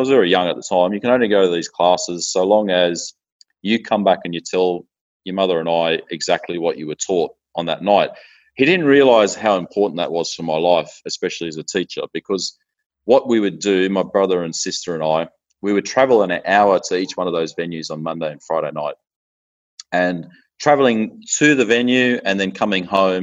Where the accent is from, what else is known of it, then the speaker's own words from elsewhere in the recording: Australia; I live in Australia.